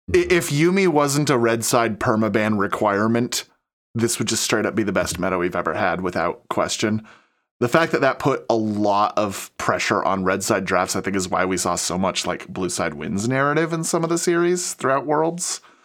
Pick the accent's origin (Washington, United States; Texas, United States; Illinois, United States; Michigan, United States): Washington, United States; I'm from Washington where it actually rains